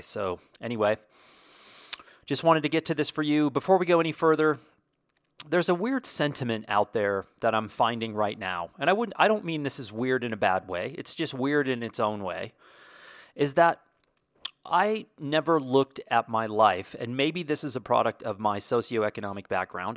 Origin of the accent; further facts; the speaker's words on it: Wyoming, United States; moved away; the ranch I grew up on in Wyoming